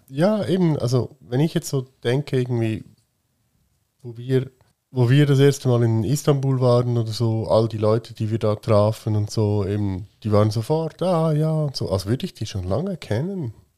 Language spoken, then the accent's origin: German; Switzerland; dass wir hier geboren sind